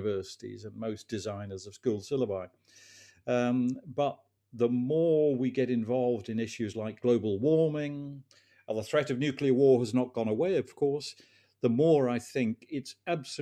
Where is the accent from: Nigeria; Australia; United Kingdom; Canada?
United Kingdom; England; As a teenager growing up in England